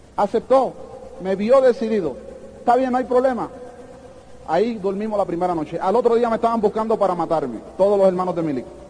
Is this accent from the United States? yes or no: yes; New York City, New York, United States; also born or lived in Puerto Rico; Yo nací en los Estados Unidos, en, eh, Brooklyn, en Brooklyn, New York, en un hospital que se llama King County Hospital.